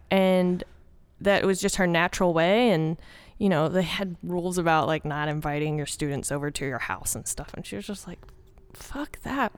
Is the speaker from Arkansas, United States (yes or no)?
yes; Arkansas, United States; born or raised there; accent: southern, country; moved away as an adult; also born or lived in Little Rock, Arkansas / North Carolina